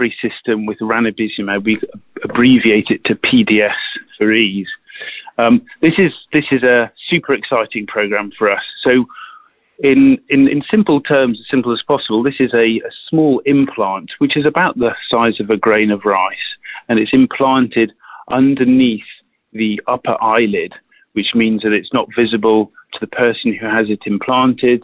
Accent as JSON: {"language": "English", "country": "United Kingdom", "also_born_or_lived": "Switzerland", "accent": "British", "moved": "as an adult", "lives_now": "South San Francisco, United States", "said": "You can probably hear from my accent that I'm a British trained physician by background"}